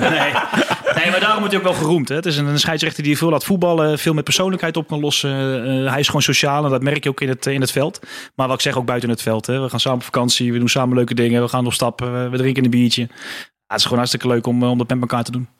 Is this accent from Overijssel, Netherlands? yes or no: no; Houten, Utrecht, Netherlands; ik zat dus in Houten op school